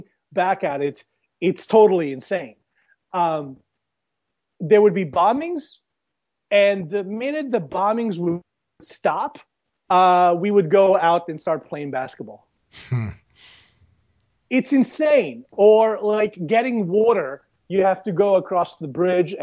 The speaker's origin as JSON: {"language": "English", "country": "Bosnia & Herzegovina", "tie": "born or raised there", "moved": "yes", "lives_now": "United States", "said": "born and raised in Bosnia. I moved to the United States back in like 95 during the war in Bosnia"}